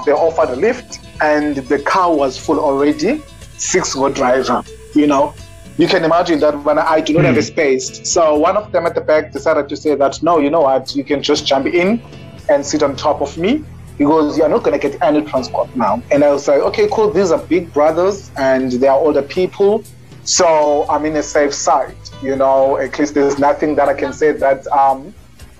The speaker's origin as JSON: {"language": "English", "town": "Fort Beaufort", "region": "Eastern Cape", "country": "South Africa", "tie": "born or raised there", "also_born_or_lived": "Port Elizabeth", "moved": "yes", "said": "my mom and dad moved to Fort Beaufort, where I grew up and attended the school"}